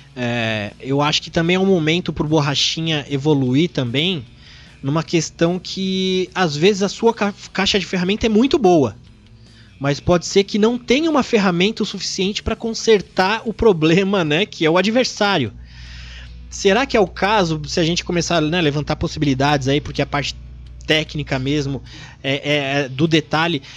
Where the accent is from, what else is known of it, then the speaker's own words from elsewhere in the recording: Brazil; como brasileiros